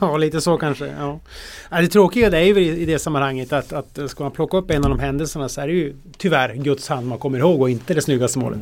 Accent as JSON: {"language": "Swedish", "region": "Norrland", "country": "Sweden", "said": "som norrlänning"}